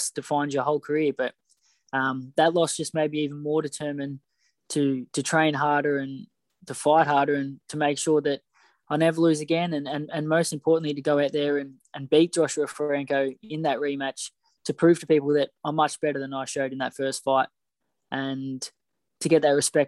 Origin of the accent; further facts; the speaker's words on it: Australia; us young kids growing up in Australia